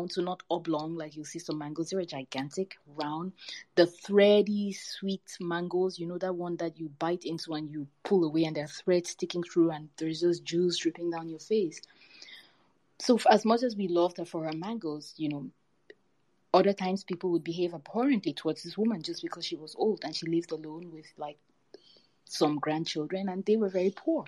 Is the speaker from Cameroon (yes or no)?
yes; Cameroon; growing up in Cameroon